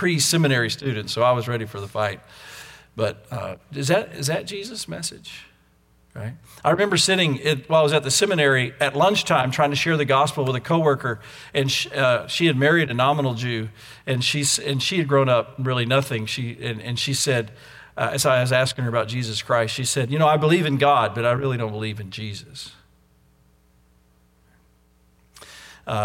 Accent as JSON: {"language": "English", "country": "United States", "accent": "American English", "lives_now": "Austin, United States", "said": "I'm an American and I speak American English and not British English"}